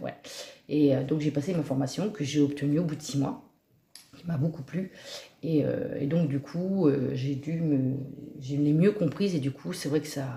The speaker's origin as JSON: {"language": "French", "town": "Auvers", "region": "Normandy", "country": "France", "tie": "born or raised there", "said": "je vis euh, ici depuis euh, toute petite. Je suis native quasiment de cette commune"}